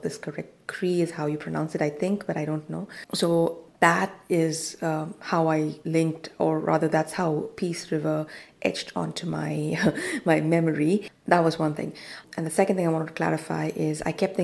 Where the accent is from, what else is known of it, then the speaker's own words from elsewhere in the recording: Goa, India; moved away as an adult; I am from Goa, so it's one of the mining areas in India